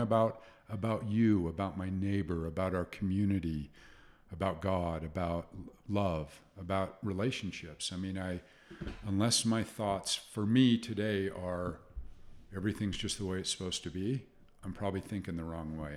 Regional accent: Salt Lake City, Utah, United States; I grew up in Salt Lake City

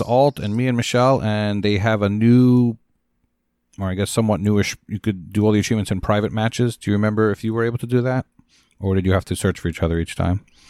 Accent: Scotland, United Kingdom; I'm Scottish

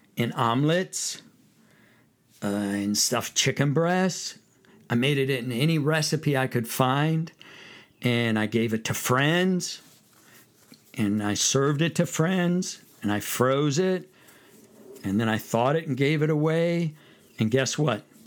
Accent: Fresno, California, United States; moved away; I'm from California. California boy.

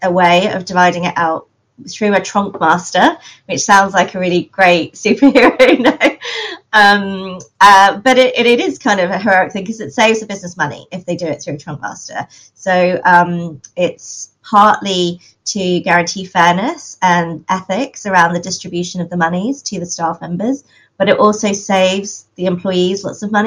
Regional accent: London, United Kingdom; I am hailing from London

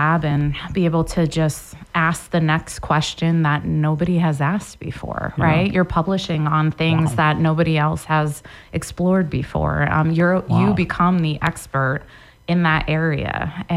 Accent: East Coast, United States; moved away as an adult; also born or lived in New York; now in Montana, United States; I grew up on the East Coast

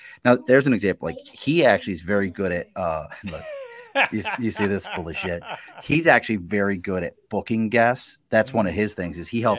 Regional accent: Baltimore, Maryland, United States; we're big Ravens fans. We're all originally from Baltimore.

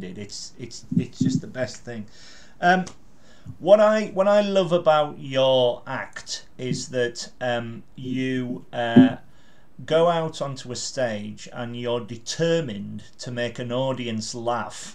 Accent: Carlisle, North West England, United Kingdom; moved away as an adult; now in London, United Kingdom; my hometown is Carlisle. My home city is Carlisle

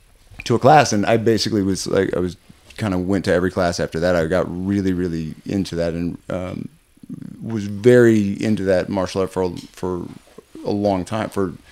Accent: Chicago, Illinois, United States; I grew up here. Yeah. Okay. Yeah, I grew up in Chicago.

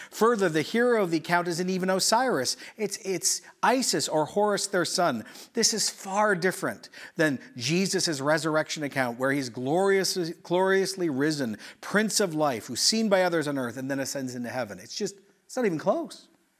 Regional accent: Quito, Pichincha, Ecuador; also born or lived in Oshawa, Canada; So I was born in Oshawa, but I grew up in Ecuador in the 80s, pre-internet.

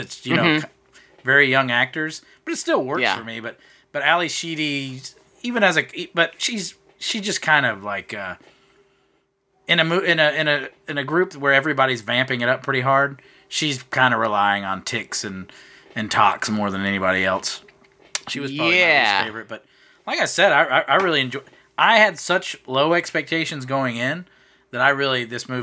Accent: the South, United States; growing up in the South

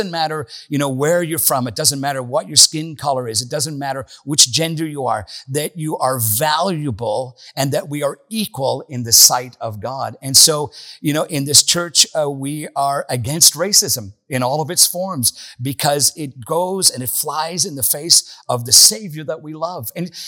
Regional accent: Northern Ireland, United Kingdom; moved away; I grew up in Northern Ireland.

